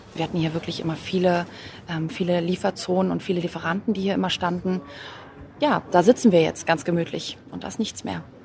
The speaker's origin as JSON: {"language": "German", "region": "Berlin", "country": "Germany", "said": "Als Berlinerin"}